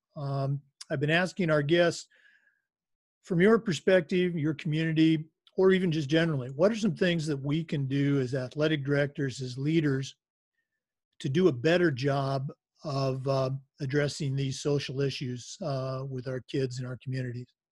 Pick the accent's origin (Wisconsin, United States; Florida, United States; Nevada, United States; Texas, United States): Florida, United States; I'm from Florida